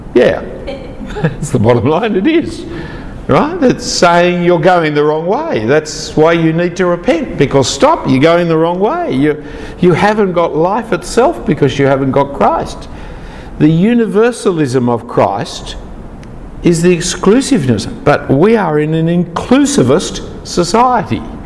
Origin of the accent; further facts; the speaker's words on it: Australia; I am uh, Anglo Danish background. I am uh, male. I am Australian citizenship